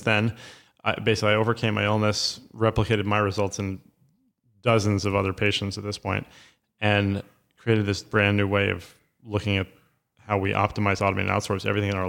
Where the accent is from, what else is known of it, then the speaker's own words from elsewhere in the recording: New York City, New York, United States; So I grew up in Lower Manhattan my whole life in Soho, and my father was an art dealer.